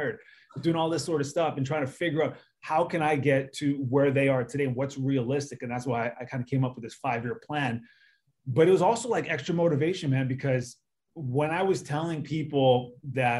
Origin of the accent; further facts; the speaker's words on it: Canada; moved away as an adult; now in United States; being a Canadian, growing up with hockey